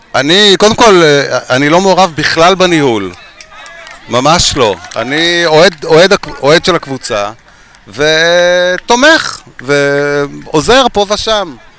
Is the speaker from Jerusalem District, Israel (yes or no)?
yes; Jerusalem, Jerusalem District, Israel; אני ירושלמי